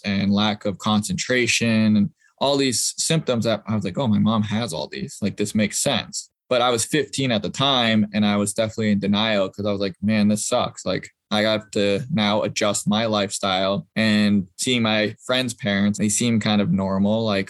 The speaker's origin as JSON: {"language": "English", "town": "Boston", "region": "Massachusetts", "country": "United States", "said": "I'm originally from Boston, or outside of Boston"}